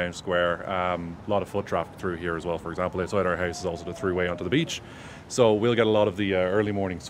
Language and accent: English; Bettystown, Leinster, Ireland; I'm from Bettystown, County Meath. I've been living here for 30-odd years.